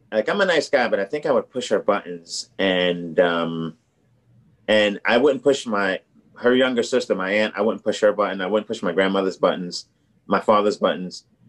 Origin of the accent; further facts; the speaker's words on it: New York, United States; moved away as an adult; also born or lived in Boston; I'm from New York